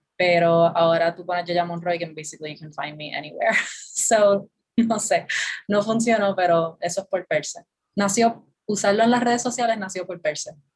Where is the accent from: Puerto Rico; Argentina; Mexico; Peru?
Puerto Rico; San Juan; also born or lived in Bayamón, Puerto Rico; Yo nací en Bayamón, pero me crié toda la vida en San Juan. O sea que soy de San Juan